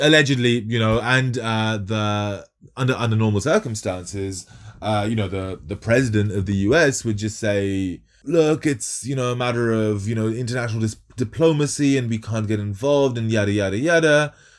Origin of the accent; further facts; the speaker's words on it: Kolkata, West Bengal, India; moved away; I'm, I'm Bengali. I was born in Calcutta